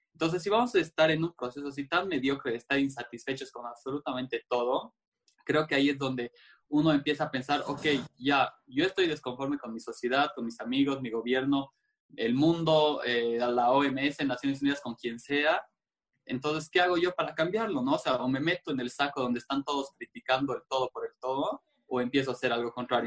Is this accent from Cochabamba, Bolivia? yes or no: yes; Cochabamba, Bolivia; yo nací en Bolivia, en Cochabamba, para ser más específico